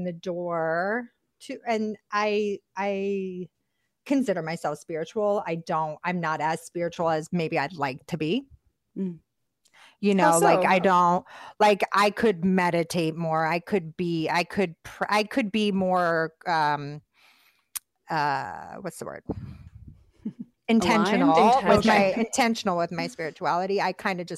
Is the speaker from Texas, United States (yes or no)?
no; Boston, Massachusetts, United States; moved away; also born or lived in Philadelphia, Pennsylvania; I'm from Boston, my dad's from the Bronx, my mom's from Detroit, I was raised in West Philly and Boston